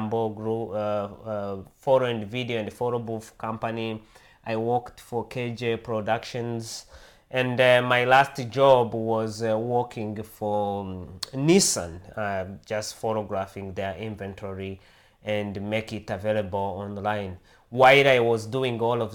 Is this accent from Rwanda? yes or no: yes; Rwanda; English is a second language; moved away as an adult; now in United States; I was born and raised in Africa, in East Africa, in a country called Rwanda. I lived there until I was about 27 years old